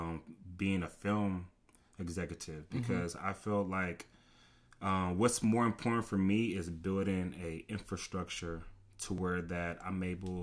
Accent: Nigeria; People know me, based on like my background as me being Nigerian.

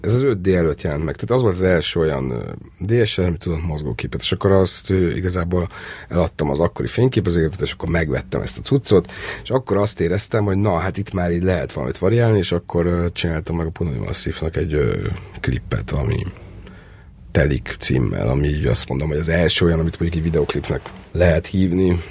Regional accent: Törökbálint, Pest, Hungary; én törökbánitoni laktam, feljöttem Budapestre

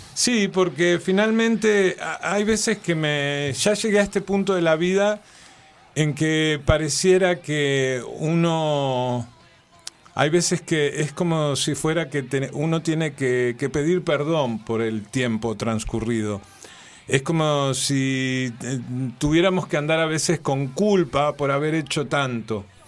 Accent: Villa El Chocón, Neuquén, Argentina; nací en el Chocón

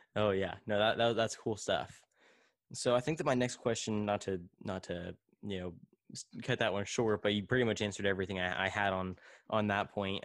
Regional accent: Tulare, California, United States; my hometown of Tulare

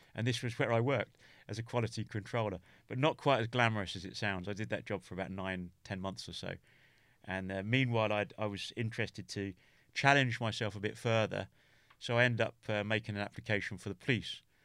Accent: England, United Kingdom; also born or lived in Norway; I'm English

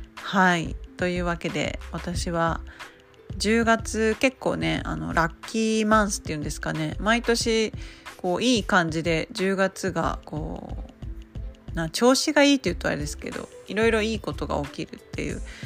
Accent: Nagasaki, Japan; moved away; 故郷の長崎の

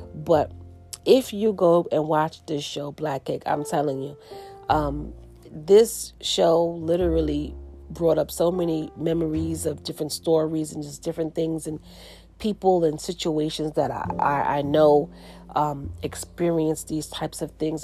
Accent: United States; most of my family, they were in the islands, and I grew up in the States. And so my brothers were born in the island. I was the only one born in the States.

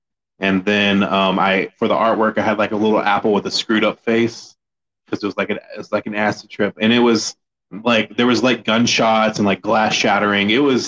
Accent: Gorman, Texas, United States; also born or lived in Granbury, Texas; now in San Antonio, United States; I'm from a place called Gorman, Texas, which is kind of near Abilene.

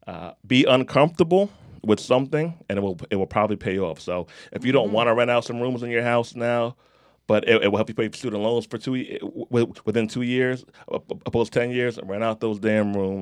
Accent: Jamaica; And I'm Jamaican, so that's why I won't be getting a check.

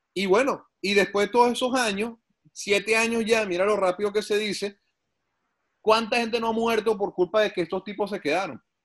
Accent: San Antonio de los Altos, Miranda, Venezuela; moved away as an adult; also born or lived in Caracas; now in Canada; somos amigos desde el colegio allá en San Antonio de los Altos

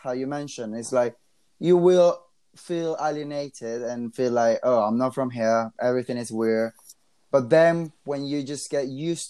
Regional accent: Colombia; moved away; my hometown in Colombia

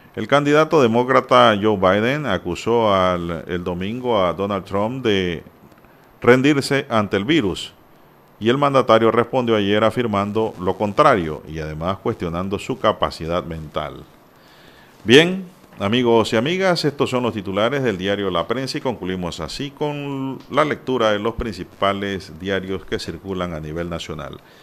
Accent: Panama; Yo no soy español puro ni alemán. Aquí somos crisol de raza

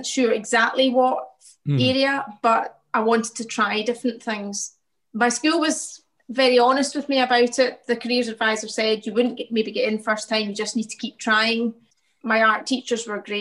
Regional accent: Glasgow, Scotland, United Kingdom; I grew up in the south side of Glasgow in Pollock Shields

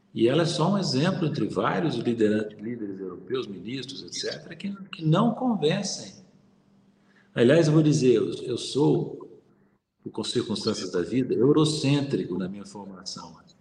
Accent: Brazil; Nós somos brasileiros

